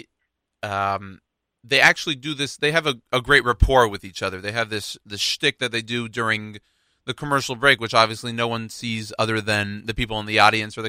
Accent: Houston, Texas, United States; I'm from Houston, Texas

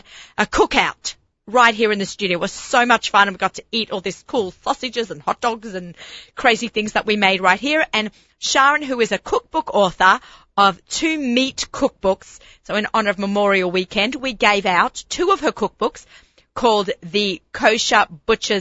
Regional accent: Australia; now in New York, United States; I'm Australian

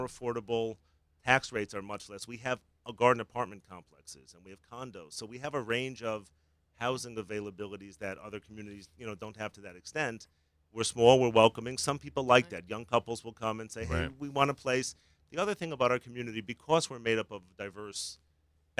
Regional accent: Chicago, Illinois, United States; now in New Jersey, United States; I grew up in Chicago.

